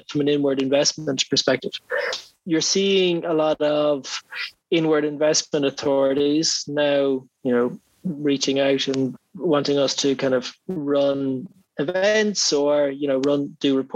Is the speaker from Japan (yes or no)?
no; Ireland